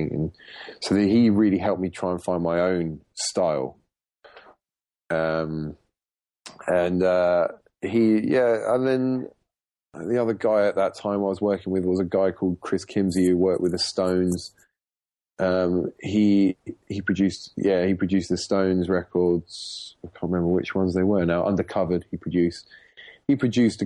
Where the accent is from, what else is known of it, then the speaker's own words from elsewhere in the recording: Portsmouth, South East England, United Kingdom; moved away as an adult; also born or lived in London; I was born in Portsmouth in the UK, which isn't a metropolis for the music business